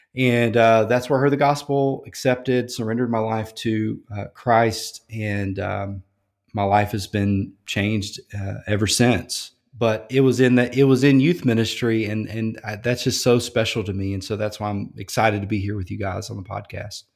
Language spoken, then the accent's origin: English; Louisiana, United States; moved away; I grew up in Louisiana